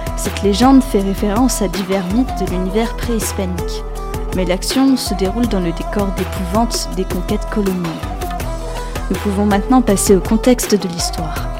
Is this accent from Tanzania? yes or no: no; France; chez nous en France